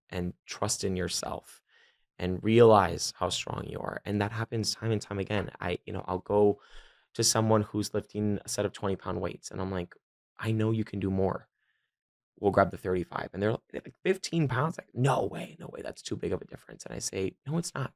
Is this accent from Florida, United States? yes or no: yes; Miami, Florida, United States; born and raised in Miami, Miami, and all the way through and through